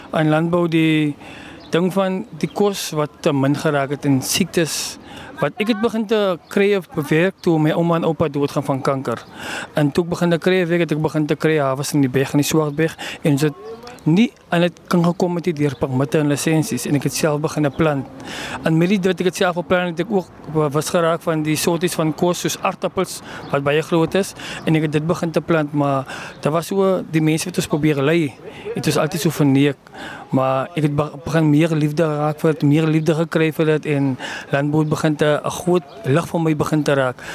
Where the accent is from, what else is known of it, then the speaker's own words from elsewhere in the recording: Genadendal, Western Cape, South Africa; ek is van Genadendal